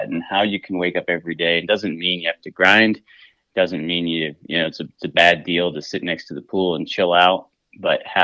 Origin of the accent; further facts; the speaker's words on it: Southwest Montana, United States; I'm from Southwest Montana, and I've been cooking since I was just a kid